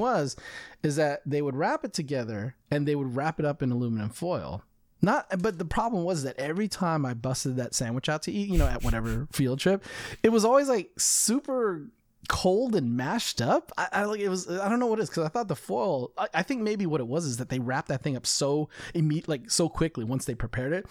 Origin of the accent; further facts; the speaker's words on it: United States; I'm more American than I am Chinese in most cases